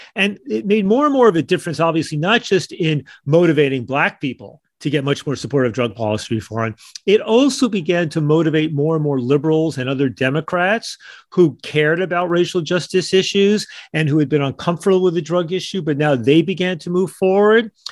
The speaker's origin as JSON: {"language": "English", "country": "United States", "said": "as an American"}